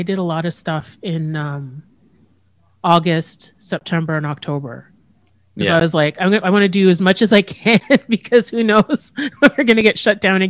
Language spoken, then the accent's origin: English; Châteauguay, Quebec, Canada; Me too. I grew up in Chateauguay.